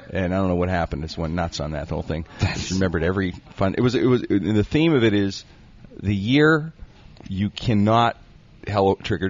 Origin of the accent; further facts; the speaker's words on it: Pittsburgh, Pennsylvania, United States; growing up in the Strip District